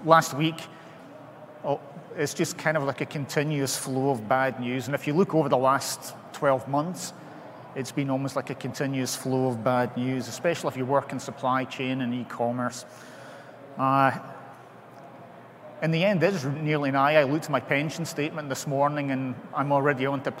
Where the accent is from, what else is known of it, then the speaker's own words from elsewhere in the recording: Scotland, United Kingdom; I'm Scottish